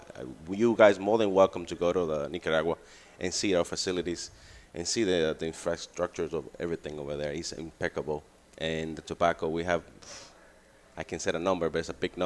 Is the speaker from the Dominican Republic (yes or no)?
yes; Dominican Republic; moved away as an adult; also born or lived in New York, United States; now in United States; Well, actually, I'm born in New York. I grew up in Dominican Republic, and then I come back when I was 22.